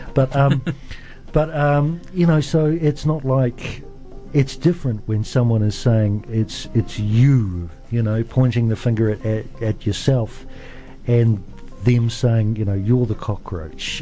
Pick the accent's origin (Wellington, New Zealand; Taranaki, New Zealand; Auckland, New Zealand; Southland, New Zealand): Auckland, New Zealand; now in Dunedin, New Zealand; I'm from South Auckland. Um, so I know what it's like to come from a community